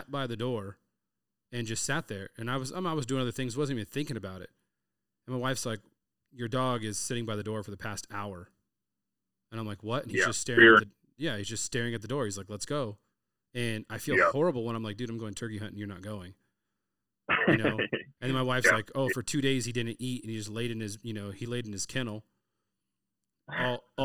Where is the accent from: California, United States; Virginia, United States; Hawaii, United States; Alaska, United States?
California, United States; Southern; I'm from Southern California